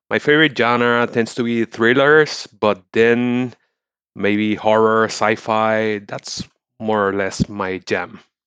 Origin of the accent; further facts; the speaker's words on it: Puerto Rico; I'm from Puerto Rico.